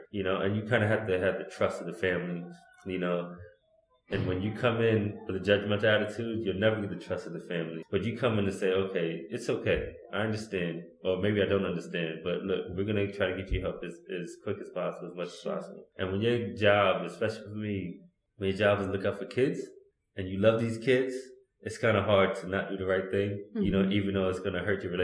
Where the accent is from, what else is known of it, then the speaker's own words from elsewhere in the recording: Connecticut, United States; I'm from Connecticut